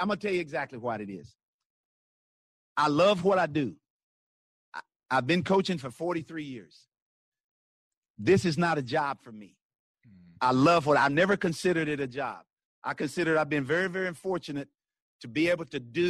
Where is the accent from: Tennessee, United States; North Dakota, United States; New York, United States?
Tennessee, United States; also born or lived in Kansas City; I'm from Tennessee